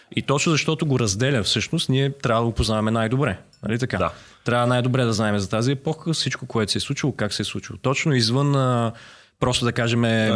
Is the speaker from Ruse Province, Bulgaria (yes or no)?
no; Varna, Varna Province, Bulgaria; now in Sofia, Bulgaria; аз съм от Варна, разбира се, защото това е моят първи дом, е, София ми е вторият дом